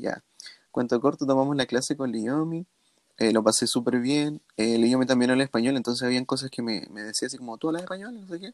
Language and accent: Spanish; Chile; soy latino, la la soy de Chile, hablo español